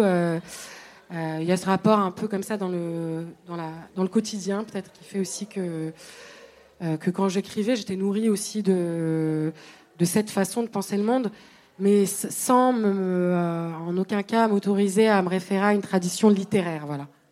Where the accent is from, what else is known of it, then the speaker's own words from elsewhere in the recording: Tunisia; moved away; de mon enfance en Tunisie